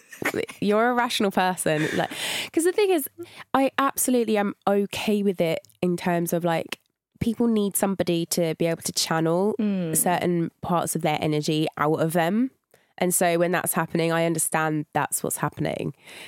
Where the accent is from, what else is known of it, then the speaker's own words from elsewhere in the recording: St Albans, East of England, United Kingdom; Yeah, that's in Hertfordshire.